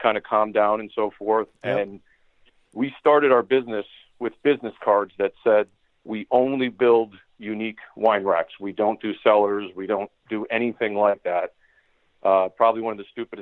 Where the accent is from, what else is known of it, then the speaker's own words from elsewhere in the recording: New Jersey, United States; also born or lived in Chicago; I moved from Chicago back home to New Jersey